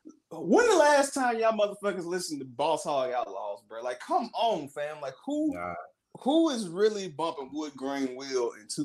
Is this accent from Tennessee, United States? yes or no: yes; Memphis, Tennessee, United States; I'm from Memphis and I love my city, bro.